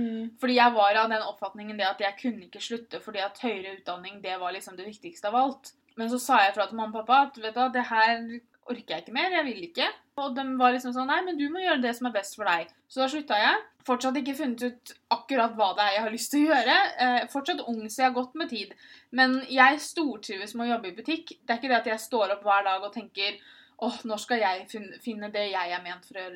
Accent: Moss, Østfold, Norway; also born or lived in Tønsberg; I Moss hadde jeg Pia, jeg hadde mamma og pappa, jeg hadde alle vennene mine

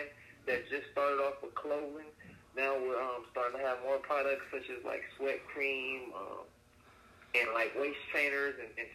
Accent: Rialto, California, United States; also born or lived in Riverside, California; I'm from Rialto, California, but I train out of Riverside, California.

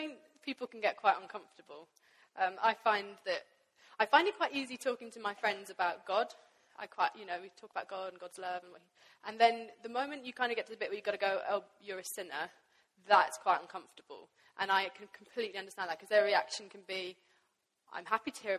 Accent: Pakistan; I grew up in Pakistan

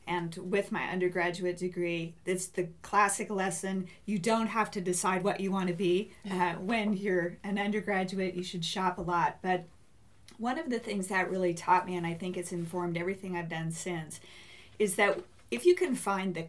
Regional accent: Phoenix, Arizona, United States; moved away as an adult; also born or lived in Washington / Price, Utah; now in Utah, United States; I grew up in the Phoenix area

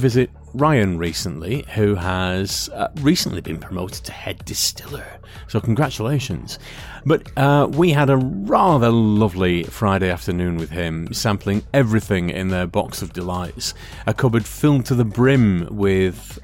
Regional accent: Lancashire, North West England, United Kingdom; we grew up in Lancashire

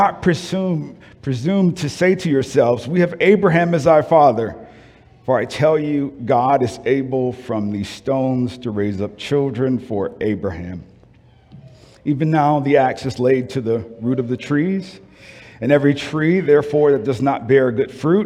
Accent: New Orleans, Louisiana, United States; moved away; I'm from New Orleans

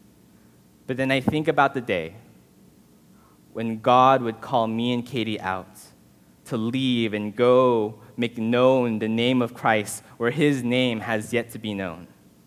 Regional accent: Southern California, United States; I was born and raised in Southern California

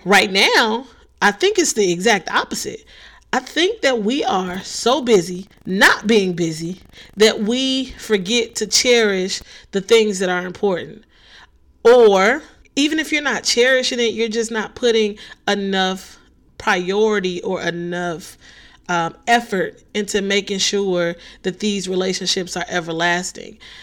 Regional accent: Chicago, Illinois, United States; I'm from the city of Chicago

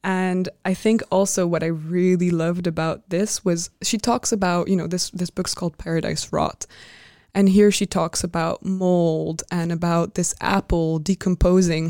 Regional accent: France; moved away; growing up in France and, like, speaking the French language.

